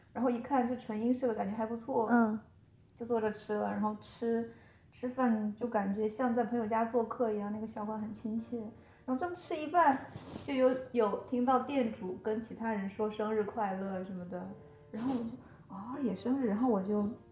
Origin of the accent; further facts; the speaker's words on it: China; moved away; 我就说来自中国